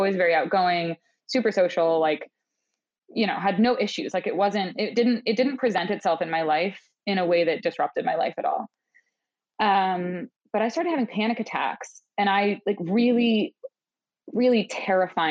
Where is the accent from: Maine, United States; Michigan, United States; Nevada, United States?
Maine, United States; moved away; I'm from the other coast. I'm from Maine.